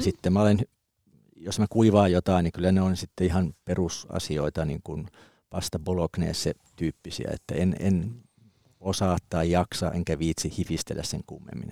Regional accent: Kuusankoski, Kymenlaakso, Finland; Mä oon Kymenlaaksosta Kuusankoskelta, eli metsä oli siinä takapihalla

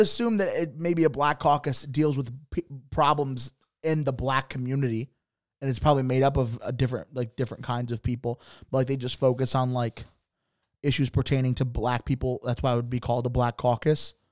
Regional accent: Bridgeport, Connecticut, United States; I'm from Bridgeport

